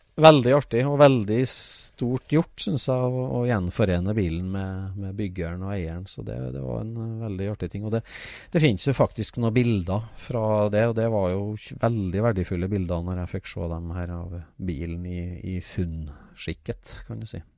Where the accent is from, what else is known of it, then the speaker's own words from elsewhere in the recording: Trøndelag, Norway; Jeg er jo trønder